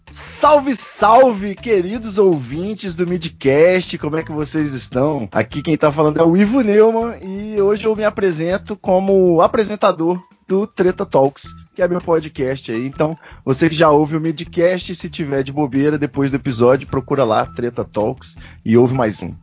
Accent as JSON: {"language": "Portuguese", "region": "Espírito Santo", "country": "Brazil", "tie": "born or raised there", "also_born_or_lived": "Rio de Janeiro", "moved": "as an adult", "lives_now": "São Paulo, Brazil", "said": "como carioca criado no quintal do Rio de Janeiro aqui, que é o Espírito Santo"}